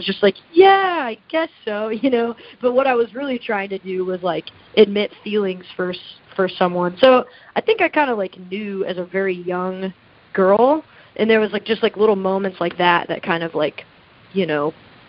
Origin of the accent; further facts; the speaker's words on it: the South, United States; Like I grew up in the South and like, you know, like didn't feel comfortable with myself